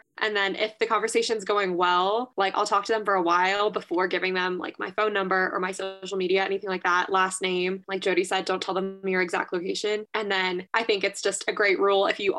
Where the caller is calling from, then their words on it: Flagstaff, Arizona, United States; My pronouns are she, her. I'm calling in from Flagstaff, Arizona.